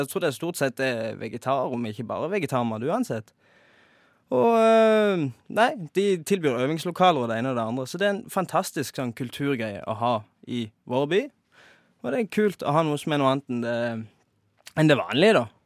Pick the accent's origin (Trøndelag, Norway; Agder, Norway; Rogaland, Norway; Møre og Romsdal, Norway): Rogaland, Norway; Ja, i hvert fall nede der jeg kommer ifra. Der har det jo, eller ikke akkurat der, men i Rogaland